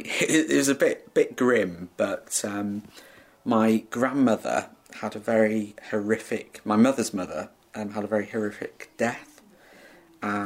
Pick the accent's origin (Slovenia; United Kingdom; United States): United Kingdom; Prestatyn, Wales; also born or lived in Colwyn Bay; I'm from Prestatyn, originally